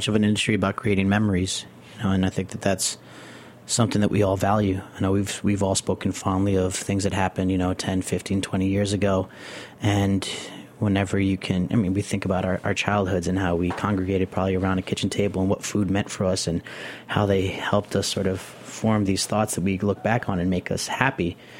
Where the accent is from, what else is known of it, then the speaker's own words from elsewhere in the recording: Nicaragua; also born or lived in the city (birthplace); You know, growing up in Nicaragua, you know, after being born here in the city and living down there for 5 years of just the smell of tortillas being made in the kitchen and the pot of beans being cooked